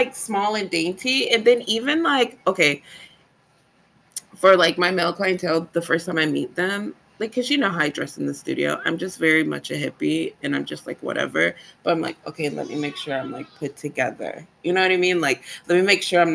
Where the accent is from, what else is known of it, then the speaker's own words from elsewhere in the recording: Jacksonville, Florida, United States; now in Oldsmar, United States; I'm from Duval County